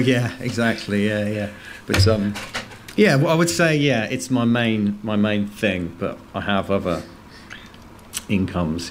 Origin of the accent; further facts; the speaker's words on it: Worcester, West Midlands, United Kingdom; moved away as an adult; also born or lived in Cardiff / Bristol; now in London, United Kingdom; I'm originally I was born in Worcester